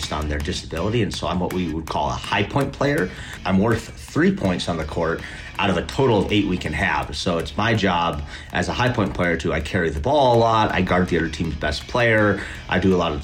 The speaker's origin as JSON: {"language": "English", "town": "Minneapolis", "region": "Minnesota", "country": "United States", "said": "I'm from Minneapolis, Minnesota."}